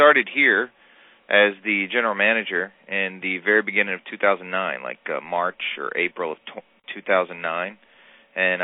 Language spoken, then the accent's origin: English; South Louisiana, United States; moved away as an adult; now in New York, United States; I'm born and raised in South Louisiana.